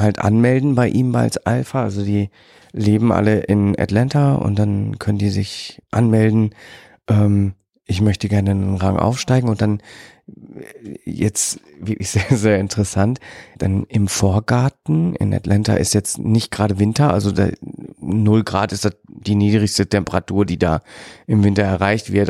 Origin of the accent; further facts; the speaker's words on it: Germany; bei uns in Deutschland